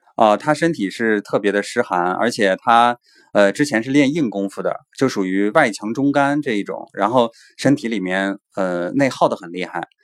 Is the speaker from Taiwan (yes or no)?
no; China; 我们中国人的骄傲